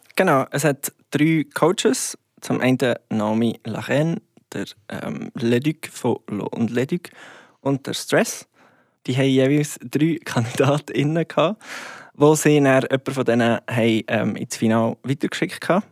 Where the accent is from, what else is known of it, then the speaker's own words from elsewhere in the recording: Goldiwil, Bern, Switzerland; das heisst Goldiville bei Thun. Ähm, oder ja, nein, Goldiville, Klammer Thun. Und ja, es ist ein kleines Dörfchen, wo ich aufgewachsen bin